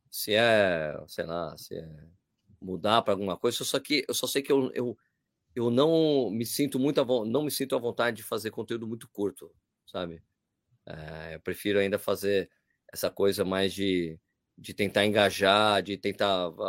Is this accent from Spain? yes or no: no; Brazil